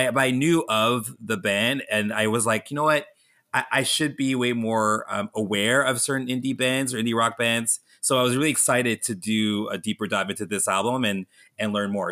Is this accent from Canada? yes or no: yes; Canada; growing up in Canada